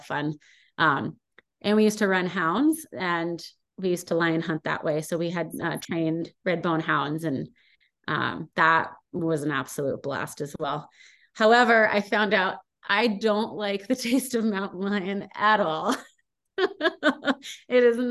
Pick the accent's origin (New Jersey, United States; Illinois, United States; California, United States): California, United States; moved away as an adult; now in Montana, United States; when I grew up in California, it was frowned upon